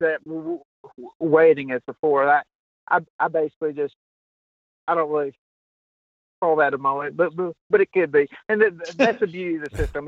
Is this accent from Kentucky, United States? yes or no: yes; Kentucky, United States; I'm from Kentucky